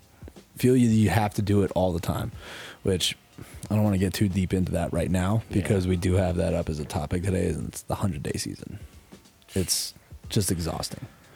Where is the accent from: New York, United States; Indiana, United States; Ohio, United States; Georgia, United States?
New York, United States; Bedford; moved away as an adult; also born or lived in Long Island, New York; now in Vail, United States; after growing up in Bedford, Westchester County, went to college in Long Island